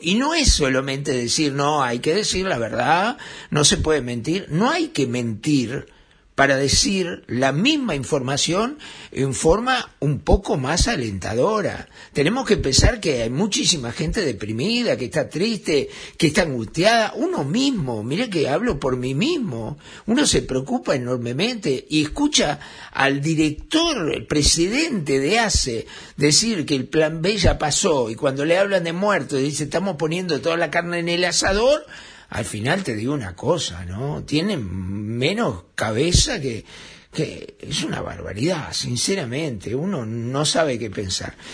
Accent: Uruguay

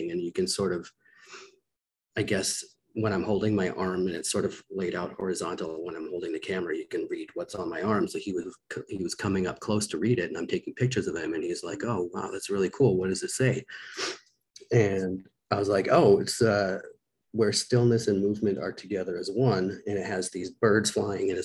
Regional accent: Victoria, British Columbia, Canada; a community college where I grew up in Victoria, BC

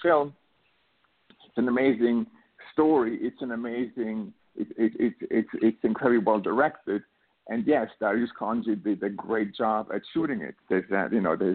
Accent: Switzerland; moved away; also born or lived in New York; I was born and raised in Switzerland

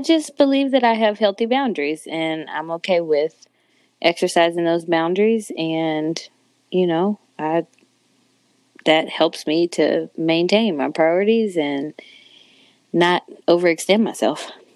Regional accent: San Antonio, Texas, United States; also born or lived in Chicago, Illinois / Indianapolis, Indiana; now in Dallas, United States; I was born in Chicago, but I was raised in Texas, San Antonio, Texas, to be specific.

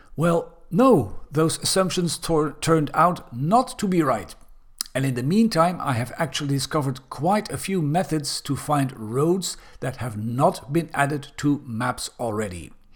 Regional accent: Belgium; Belgium, my home country

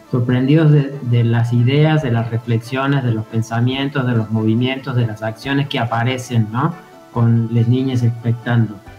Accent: Córdoba, Argentina; also born or lived in Mexico; now in Fisque, Argentina; Yo vengo de Córdoba, Sí, este, yo soy cordobés, estuve viviendo en México durante muchos años

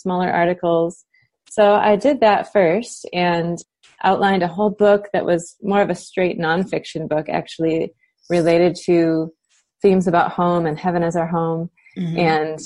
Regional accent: United States; moved away as an adult; also born or lived in Cape Town, South Africa / Michigan; living as an American in a foreign country

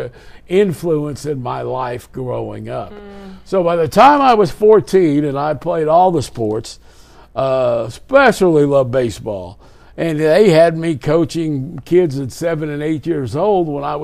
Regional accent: Farmers Branch, Texas, United States; I grew up in the Farmers Branch.

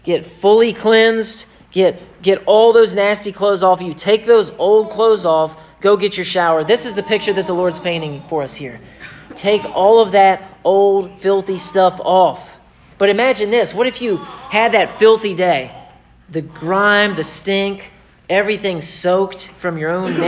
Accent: United States; I am an American

